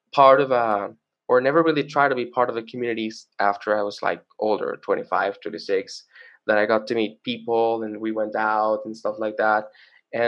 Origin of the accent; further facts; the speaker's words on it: Venezuela; also born or lived in Caracas, Venezuela; now in Colombia; I grew up in Venezuela, and when I moved to Colombia